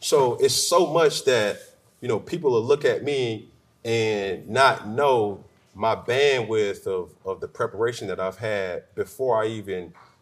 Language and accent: English; College Park, Georgia, United States; moved away as an adult; also born or lived in Charlotte; I'm from College Park